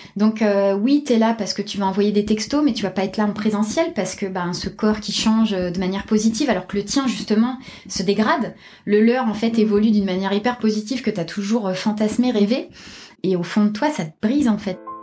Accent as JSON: {"language": "French", "town": "Toulouse", "region": "Occitania", "country": "France", "moved": "yes", "said": "je suis toulousaine"}